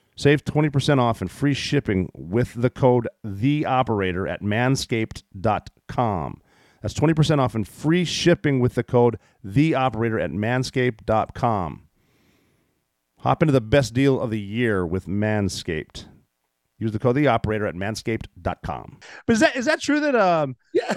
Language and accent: English; United States; I was born here